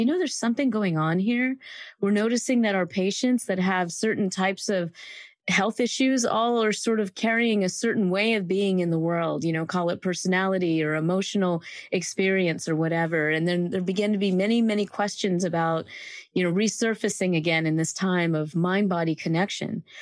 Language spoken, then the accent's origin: English; Greenville, South Carolina, United States; I grew up in the South in a small town called Greenville, South Carolina